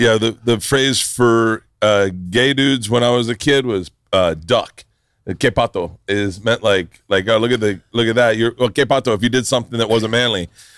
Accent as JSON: {"language": "English", "region": "Florida", "country": "United States", "tie": "born or raised there", "said": "I grew up in Florida"}